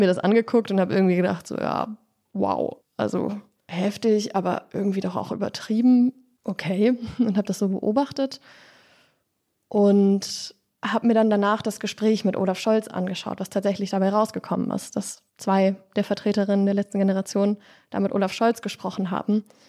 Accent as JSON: {"language": "German", "area": "near Dresden", "region": "Saxony", "country": "Germany", "tie": "born or raised there", "said": "Ich bin in der Nähe von Dresden aufgewachsen"}